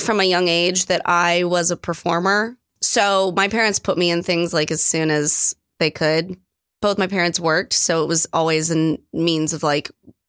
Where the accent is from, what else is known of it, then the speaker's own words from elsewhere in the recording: Florida, United States; moved away as an adult; now in New York City, United States; I'm from Florida